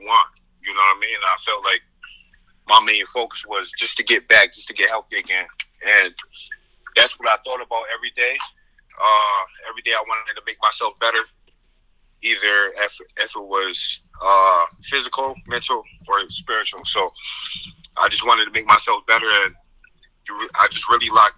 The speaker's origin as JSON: {"language": "English", "town": "Syracuse", "region": "New York", "country": "United States", "tie": "born or raised there", "said": "growing up in Syracuse, you know, really growing up, I really didn't have much in Syracuse"}